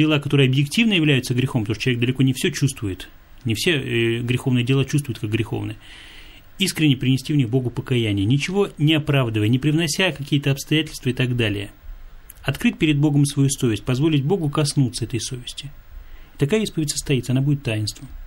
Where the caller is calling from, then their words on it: Krasnodar Krai, Russia; Здравствуйте … из Краснодарского края.